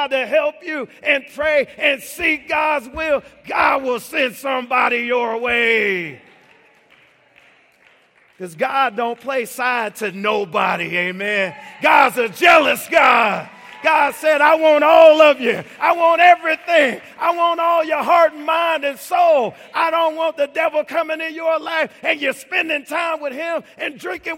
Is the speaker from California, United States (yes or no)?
no; Chicago, Illinois, United States; I grew up in Chicago